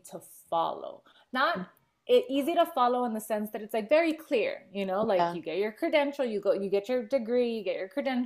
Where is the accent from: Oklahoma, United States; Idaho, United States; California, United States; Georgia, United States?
California, United States; Los Angeles; I grew up in Echo Park in Los Angeles